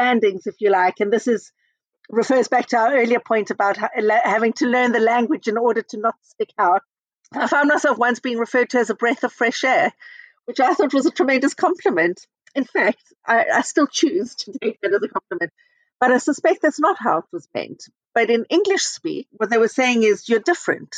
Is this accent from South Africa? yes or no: yes; South Africa; moved away as an adult; also born or lived in Israel; now in United Kingdom; we went back to South Africa when I was 10 and I grew up in South Africa